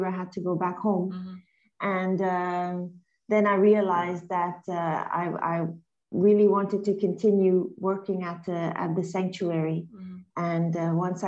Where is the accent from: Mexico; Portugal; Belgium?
Belgium; moved away as an adult; also born or lived in Antwerp; now in Liberia; I'm from Belgium